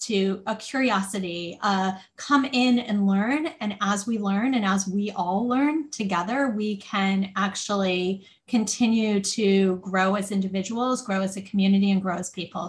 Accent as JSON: {"language": "English", "area": "outside of Detroit", "region": "Michigan", "country": "United States", "tie": "born or raised there", "said": "I grew up outside of Detroit"}